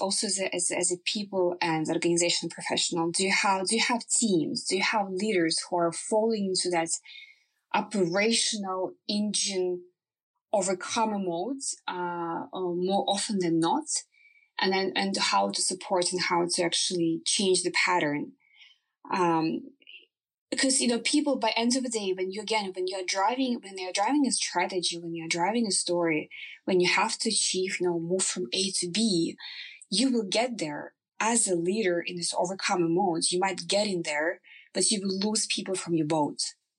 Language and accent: English; Ukraine; English is a second language; moved away as an adult; now in Norway; So I came from Ukraine to Norway. I was the youngest employee in the organization.